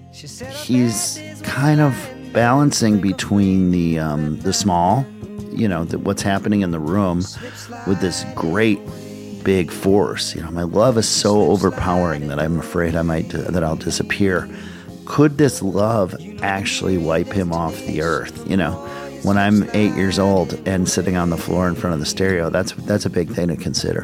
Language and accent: English; Minneapolis, Minnesota, United States; I grew up in Minneapolis, Minnesota, the suburbs of Minneapolis